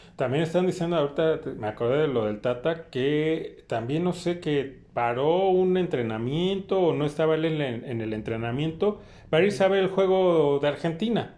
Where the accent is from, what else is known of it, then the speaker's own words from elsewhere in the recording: Mexico; soy mexicano